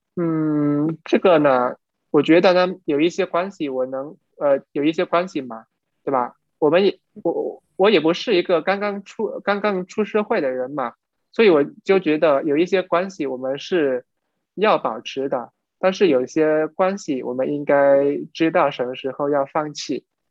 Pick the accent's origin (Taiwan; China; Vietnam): Vietnam; Chinese is a second language; 我们都是越南人